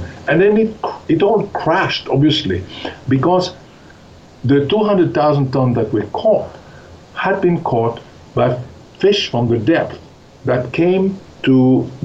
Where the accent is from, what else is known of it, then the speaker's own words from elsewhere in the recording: Switzerland; moved away; I grew up in Switzerland